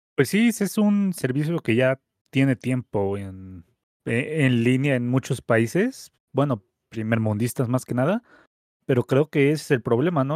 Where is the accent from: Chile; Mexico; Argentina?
Mexico; aquí en México